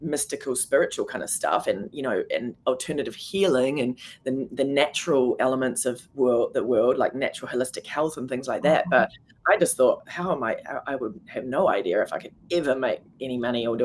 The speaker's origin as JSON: {"language": "English", "country": "New Zealand", "also_born_or_lived": "New York", "moved": "as an adult", "said": "being a New Zealander, I was on a particular visa"}